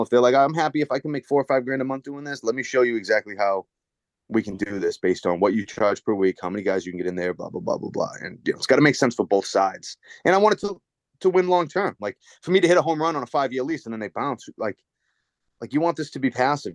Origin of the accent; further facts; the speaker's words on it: Dracut, Massachusetts, United States; I grew up in Drake at Mass, right in the lower line. So that Merrimack Valley